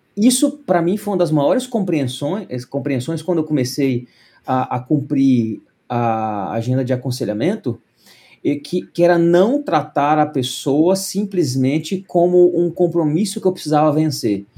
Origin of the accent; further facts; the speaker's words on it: Uberaba, Minas Gerais, Brazil; na igreja presbiteriana de Uberaba, onde eu cresci